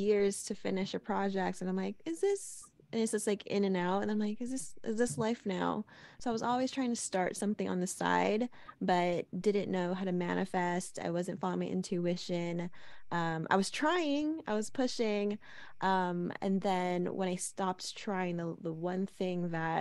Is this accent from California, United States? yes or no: yes; Los Angeles, California, United States; I'm born and raised in Los Angeles, California